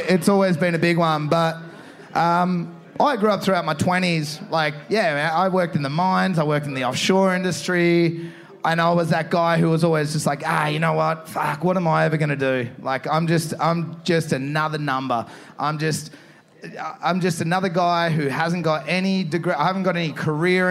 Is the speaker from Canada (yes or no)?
no; Torquay, Victoria, Australia; I'm in my hometown here, and I love Torquay